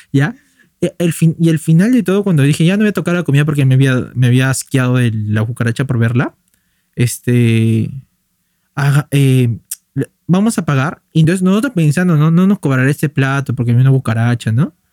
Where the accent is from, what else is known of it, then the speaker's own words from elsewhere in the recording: Lima, Peru; yo soy de la Victoria, pues. Yo vivía en la Victoria la, casi ahorita la mitad de mi vida, por así decirlo.